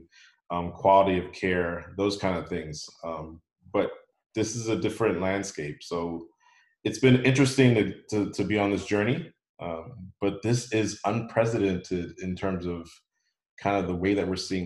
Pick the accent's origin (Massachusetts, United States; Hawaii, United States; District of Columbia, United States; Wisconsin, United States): District of Columbia, United States; Washington; moved away as an adult; now in Bermuda; I'm originally from the Washington, D.C. area